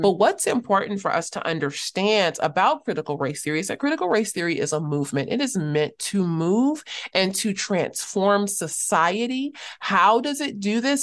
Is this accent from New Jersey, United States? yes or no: no; Los Angeles, California, United States; also born or lived in Cape Town, South Africa; I'm from Los Angeles